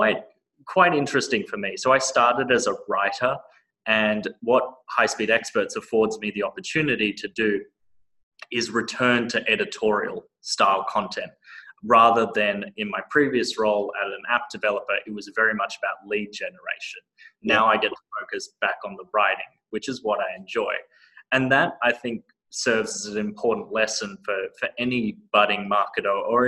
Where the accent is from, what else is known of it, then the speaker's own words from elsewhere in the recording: Australia; moved away as an adult; now in United States; I still very much identify as an Australian, I know like a lot of traits in my personality are very much infused from that Australian culture